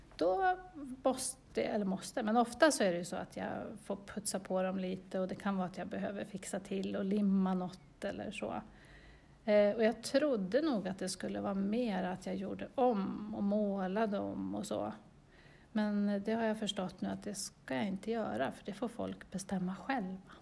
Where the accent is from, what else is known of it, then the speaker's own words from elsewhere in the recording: Östervåla, Uppsala County, Sweden; jag är född i Östervåla. Så jag har bott här i nästan hela mitt liv